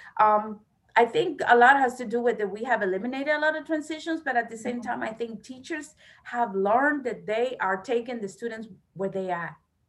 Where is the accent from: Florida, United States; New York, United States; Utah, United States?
Florida, United States; I came from Florida. I came 2 years ago.